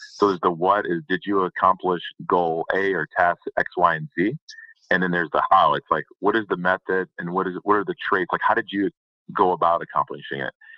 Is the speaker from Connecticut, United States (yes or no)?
no; Detroit, Michigan, United States; I'm from the Detroit area, so not not a lot of oil and gas around there